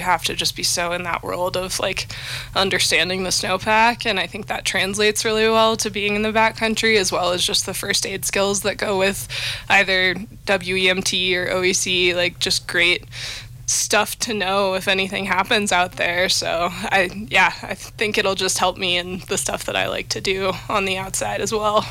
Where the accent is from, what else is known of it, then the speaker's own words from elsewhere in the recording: Evergreen, Colorado, United States; moved away as an adult; now in Seattle, United States; I grew up in Colorado. I grew up just outside of Denver in a town called Evergreen